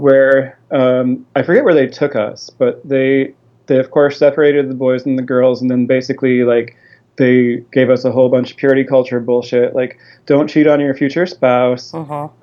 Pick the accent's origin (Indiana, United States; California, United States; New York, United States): Indiana, United States; Fishers; my family moved down to Fishers, Indiana, which is a north suburb of Indianapolis.